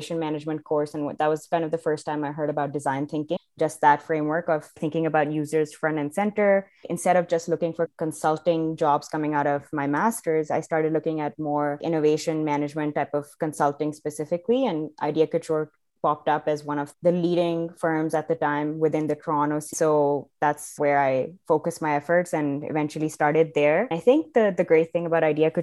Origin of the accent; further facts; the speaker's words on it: Pakistan; moved away as an adult; also born or lived in Providence, United States; now in Canada; I'm originally from Pakistan. That's where I grew up until I was 18, left for college to the US, did 4 years there in Providence, and then eventually ended up in Canada.